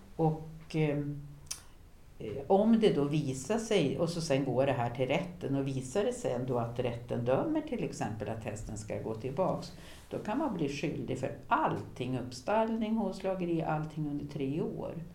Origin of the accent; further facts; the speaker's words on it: Härnösand, Västernorrland County, Sweden; Gamla Härnösand, där jag växte upp